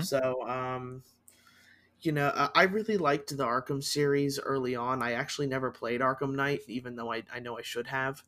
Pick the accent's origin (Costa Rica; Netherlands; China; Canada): Costa Rica; now in United States; my home country in Costa Rica